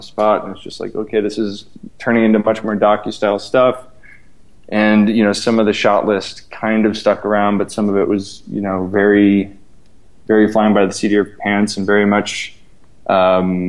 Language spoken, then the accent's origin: English; Midwest, United States; growing up in the Midwest